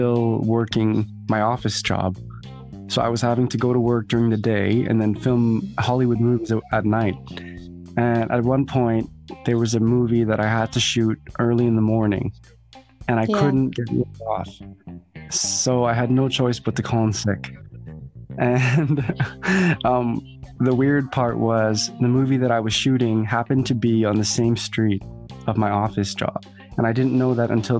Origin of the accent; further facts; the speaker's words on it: Winnipeg, Manitoba, Canada; my hometown, Winnipeg